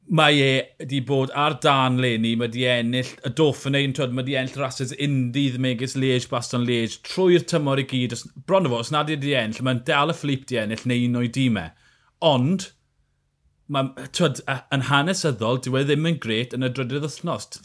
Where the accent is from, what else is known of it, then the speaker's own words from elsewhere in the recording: Wales, United Kingdom; fel Cymro, fi'n gyfidio.